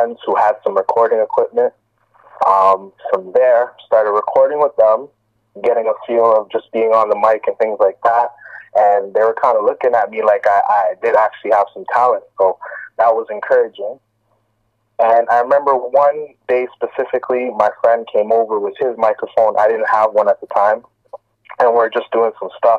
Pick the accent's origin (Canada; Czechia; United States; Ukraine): Canada; Toronto, Ontario; I'm born and raised in Toronto, been here my whole life